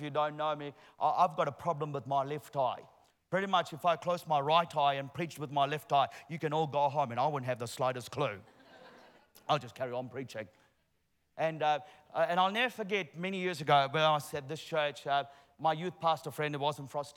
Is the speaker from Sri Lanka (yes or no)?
yes; Sri Lanka; moved away; I'm originally from Sri Lanka